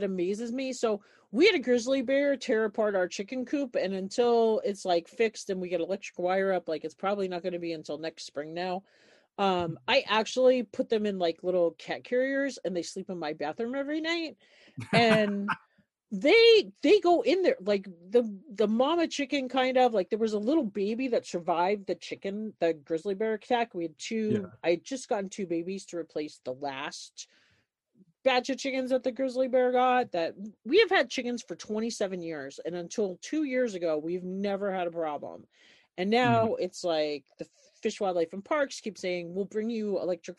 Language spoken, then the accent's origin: English; 20 miles outside New York City, United States; moved away; also born or lived in Montana; I grew up in New York, like 20 miles outside of New York City. Like, even though I've lived in Montana